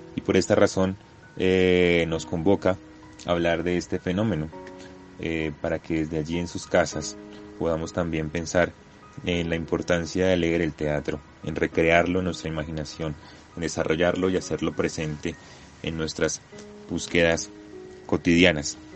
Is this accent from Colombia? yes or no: yes; Colombia; como colombianos